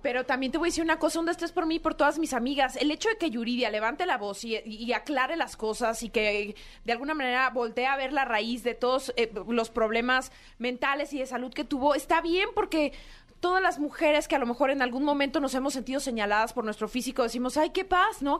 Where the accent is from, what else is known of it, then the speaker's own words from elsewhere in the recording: Mexico; como mexicanos